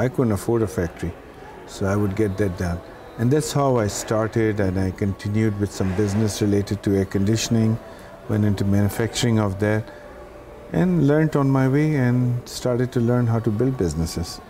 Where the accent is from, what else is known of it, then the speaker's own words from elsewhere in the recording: Karachi, Sindh, Pakistan; moved away as an adult; now in Dubai, United Arab Emirates; I come from Pakistan, so I started in Karachi in Pakistan